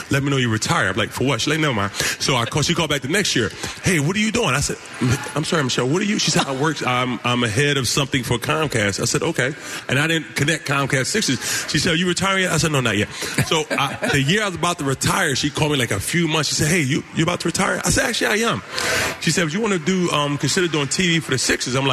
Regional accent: Philadelphia, Pennsylvania, United States; as a little kid growing up in Philadelphia

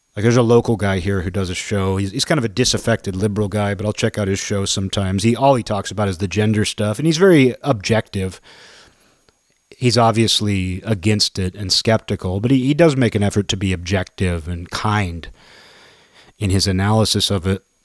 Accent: United States; me being four generations in, just knowing myself as an American

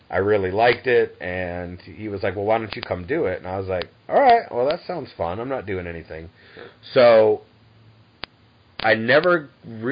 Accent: Boston, Massachusetts, United States; I'm originally from Boston

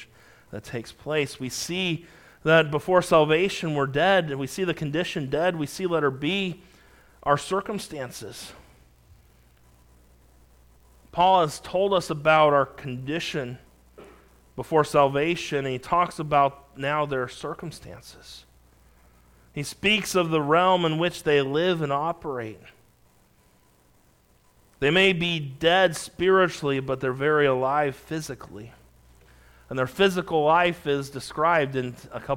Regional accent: California, United States; also born or lived in Montana; I remember growing up in California

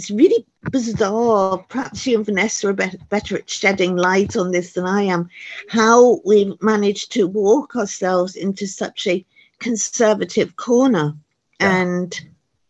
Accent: Los Angeles, California, United States; it was so fantastic for me to be able to read about … and … when I was growing up in Los Angeles

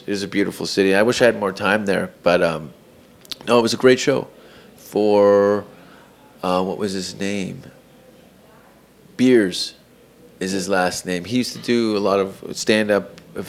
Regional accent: Canada; now in United States; I'm Canadian.

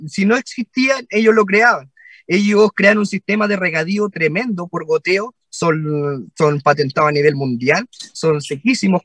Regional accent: southern Chile, Chile; dos cabros del sur, de un pueblo

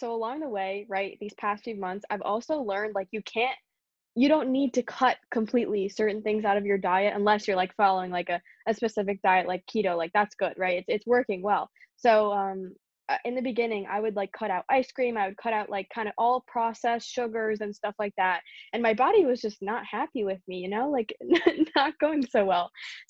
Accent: Pennsylvania, United States; also born or lived in New Jersey / Long Island, New York; I was born in Pennsylvania with the Quakers

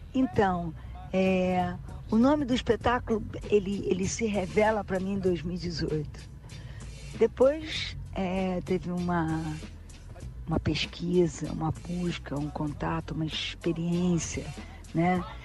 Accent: Rio de Janeiro, Brazil; Eu sou super carioca, sabe? Gosto de ser. Eu sempre falo que antes de ser brasileira eu sou carioca

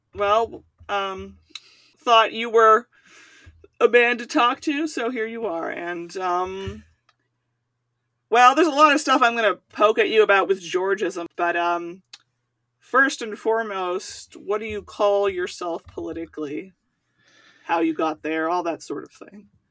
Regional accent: United States; I'm American

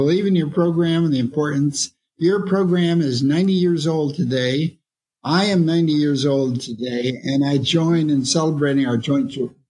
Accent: near Marysville, Ohio, United States; moved away; It happens that the Honda plant is located a few miles from my hometown.

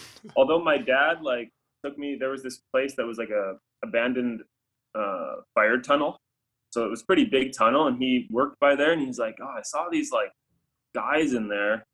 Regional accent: Calgary, Alberta, Canada; my hometown put a $5,000 fine on graffiti, like a minimum fine

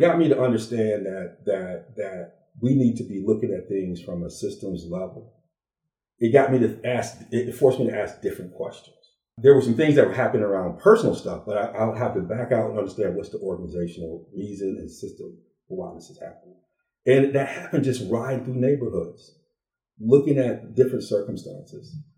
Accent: Beloit, Wisconsin, United States; also born or lived in Ann Arbor, Michigan; I uh, was born in Ann Arbor, Michigan, but grew up in Beloit, Wisconsin

